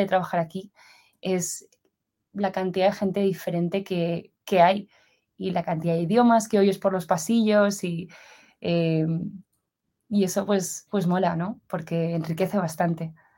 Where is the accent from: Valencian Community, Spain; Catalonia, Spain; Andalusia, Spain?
Valencian Community, Spain; Valencia; moved away as an adult; also born or lived in Madrid, Spain / San Francisco, United States; now in Zurich, Switzerland; yo soy originalmente de Valencia, en España, y a los 18 años me fui a, me fui a Madrid